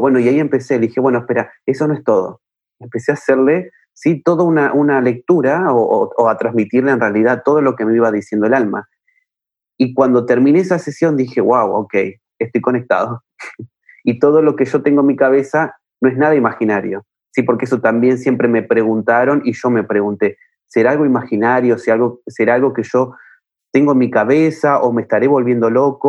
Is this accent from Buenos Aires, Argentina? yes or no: yes; Buenos Aires, Argentina; yo soy de Buenos Aires, Argentina